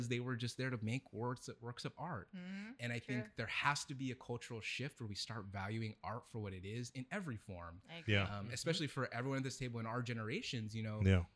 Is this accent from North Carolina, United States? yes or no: no; Vallejo, California, United States; moved away as an adult; now in Sacramento, United States; growing up in Vallejo